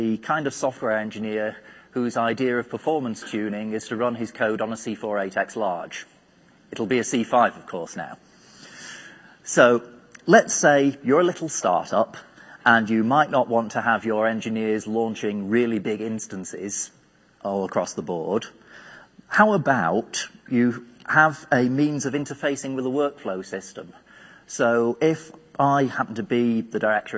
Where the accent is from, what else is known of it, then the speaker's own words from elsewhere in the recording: United Kingdom; being British